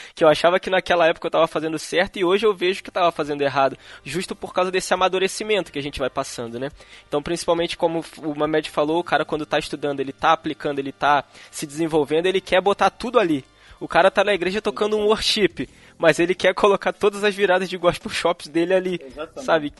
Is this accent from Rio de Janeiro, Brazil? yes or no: yes; Petrópolis, Rio de Janeiro, Brazil; sou aqui de Petrópolis